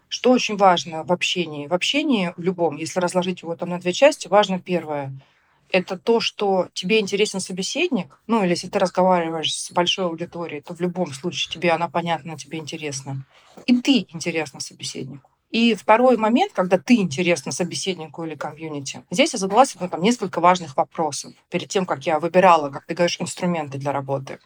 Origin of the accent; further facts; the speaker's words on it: Rostov-on-Don, Rostov Oblast, Russia; moved away; я такая девочка из Ростова